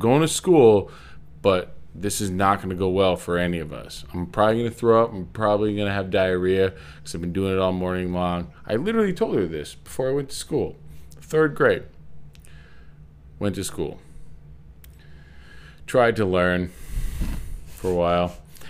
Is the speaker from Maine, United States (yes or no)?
yes; Old Orchard Beach, Maine, United States; I grew up in Old Orchard Beach, Maine